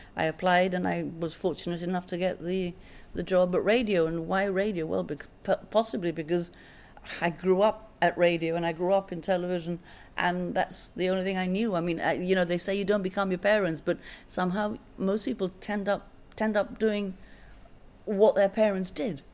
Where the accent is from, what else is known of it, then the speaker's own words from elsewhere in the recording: Gibraltar; I came from Loreto Convent, so when I went into the comprehensive system, uh, all the schools came came together